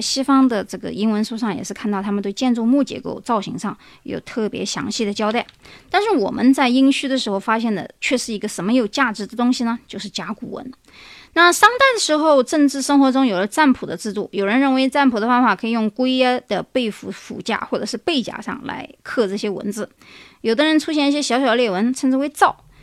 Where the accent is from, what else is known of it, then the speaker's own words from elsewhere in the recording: China; 我们中国人